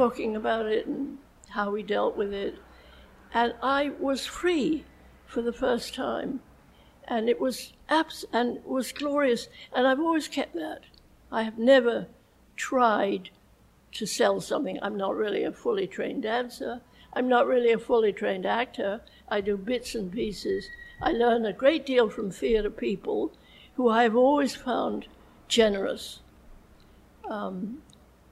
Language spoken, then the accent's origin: English; England, United Kingdom; moved away; that's what I grew up in England saying.